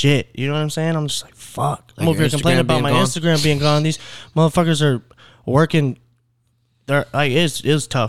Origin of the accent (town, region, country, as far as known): Clear Lake, Texas, United States; born or raised there